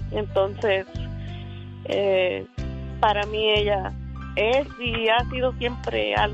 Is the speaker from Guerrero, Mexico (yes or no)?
yes; Guerrero, Mexico; Nosotros somos de México, del estado de Guerrero.